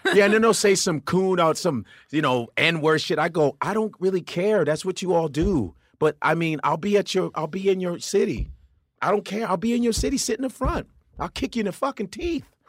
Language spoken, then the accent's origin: English; Chicago, Illinois, United States; moved away; also born or lived in Los Angeles; I am North Side. I grew up around Wrigley Field.